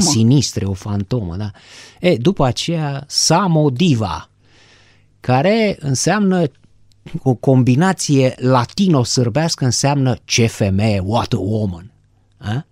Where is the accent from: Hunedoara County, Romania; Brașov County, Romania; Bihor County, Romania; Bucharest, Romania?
Bucharest, Romania; am stat în București. În București, sunt bucureștean.